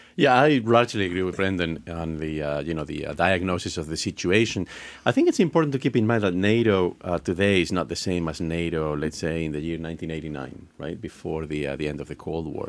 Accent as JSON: {"language": "English", "country": "Spain", "moved": "yes", "said": "I'm originally from Spain"}